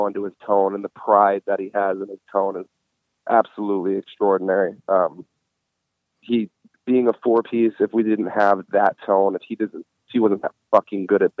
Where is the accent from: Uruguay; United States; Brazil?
United States; New Orleans, Louisiana; And my brother is his fucking banker, so it's a small world. He lives in the town that I grew up in.